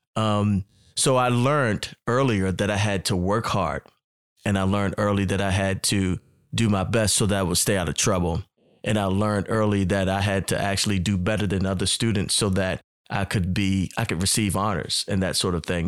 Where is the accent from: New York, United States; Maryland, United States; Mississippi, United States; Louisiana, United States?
Maryland, United States; Baltimore; moved away as an adult; also born or lived in Atlanta, Georgia; growing up in Baltimore, Maryland, where I'm originally from